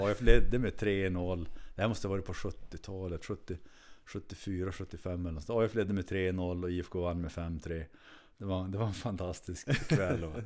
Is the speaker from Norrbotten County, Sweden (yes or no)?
yes; Kiruna, Norrbotten County, Sweden; also born or lived in Uppsala; född och uppvuxen i Kiruna.